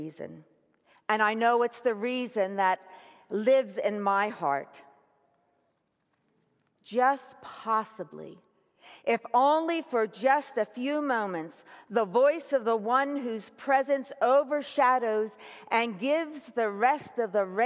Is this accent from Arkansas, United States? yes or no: no; Philadelphia, Pennsylvania, United States; moved away; Philadelphia, my hometown